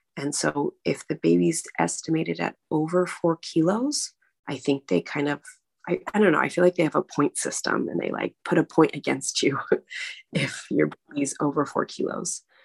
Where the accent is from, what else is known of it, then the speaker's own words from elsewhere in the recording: United States; now in Prague, Czech Republic; I'm American